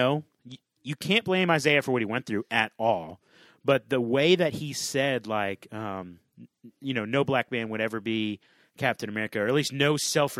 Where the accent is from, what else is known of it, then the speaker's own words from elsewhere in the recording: the South, United States; Yeah, I'm from the South, man.